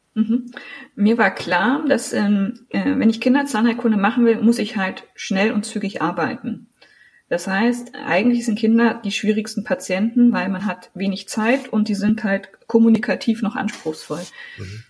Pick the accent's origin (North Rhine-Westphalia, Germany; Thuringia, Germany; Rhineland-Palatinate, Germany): Thuringia, Germany; Thuringian Forest, Germany; also born or lived in Sangerhausen, Saxony-Anhalt / Göttingen; now in Jena, Germany; ich bin in Sachsen-Anhalt geboren worden, in Sangerhausen. Meine Eltern sind mit drei Jahren dann mit mir umgezogen in den Thüringer Wald. Mein Vater ist Förster. Und wir haben ganz klassisch, äh, bin ich im Forsthaus am Waldesrand groß geworden